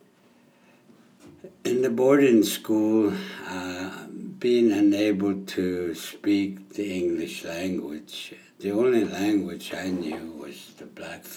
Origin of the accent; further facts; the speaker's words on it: Blood Reserve, Alberta, Canada; also born or lived in California / Phoenix, Arizona; I'm from the Blood Reserve